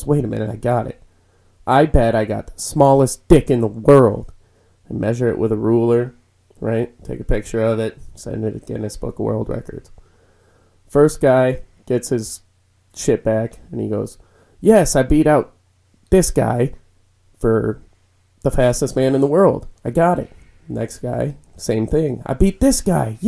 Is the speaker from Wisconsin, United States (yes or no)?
yes; Edgerton, Wisconsin, United States; I grew up in Edgerton